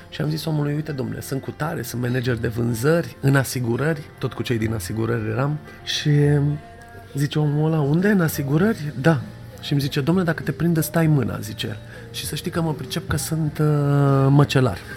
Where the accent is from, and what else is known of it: Romania